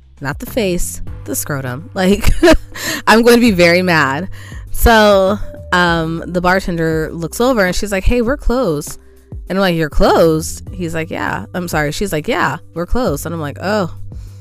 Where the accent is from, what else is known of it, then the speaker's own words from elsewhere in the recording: California, United States; I'm a Californian.